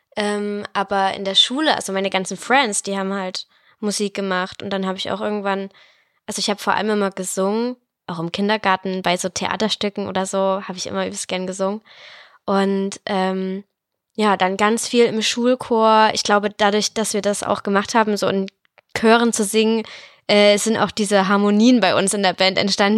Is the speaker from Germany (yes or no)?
yes; the Chemnitz region, Saxony, Germany; ich komme aus der Region.